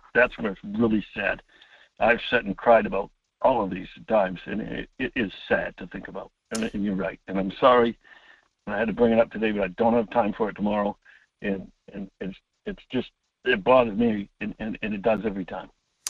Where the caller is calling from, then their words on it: Homer, Alaska, United States; … from Homer.